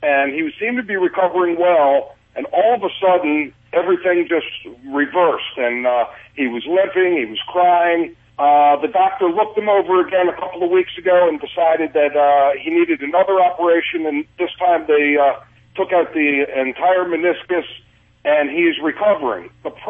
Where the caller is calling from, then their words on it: Baltimore, Maryland, United States; Baltimore, Maryland, actually.